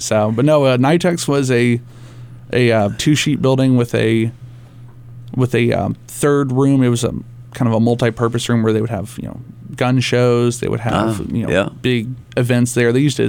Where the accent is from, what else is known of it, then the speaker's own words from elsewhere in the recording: Richardson, Texas, United States; moved away as an adult; now in New Hampshire, United States; I moved up here from Richardson, Texas. It's a northern suburb of Dallas.